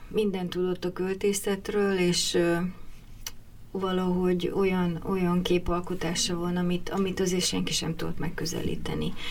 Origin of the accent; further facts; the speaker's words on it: Budapest, Hungary; also born or lived in Miskolc; 8 te... évesen kerültem föl Budapestre, akkor az egész család költözött